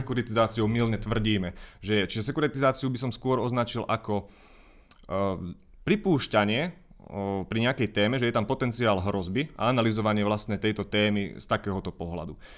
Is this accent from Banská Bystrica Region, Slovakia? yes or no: yes; Banská Bystrica, Banská Bystrica Region, Slovakia; Identifikujem sa ako Bystričan, Stredoslovák